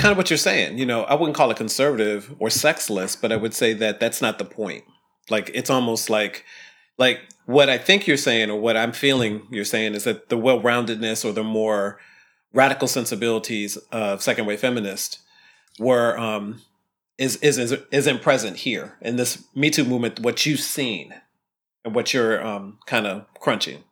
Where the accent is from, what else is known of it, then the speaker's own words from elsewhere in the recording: Ohio, United States; I grew up in Ohio, totally in Ohio